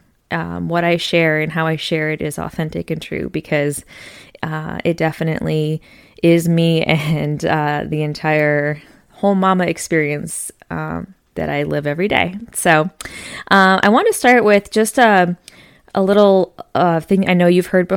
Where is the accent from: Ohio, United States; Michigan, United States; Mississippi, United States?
Michigan, United States; now in Tennessee, United States; I'm from Michigan, so up north